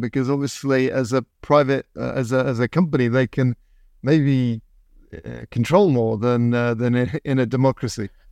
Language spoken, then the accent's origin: English; England, United Kingdom; moved away as an adult; now in United States; when I grew up, um, in the seventies in England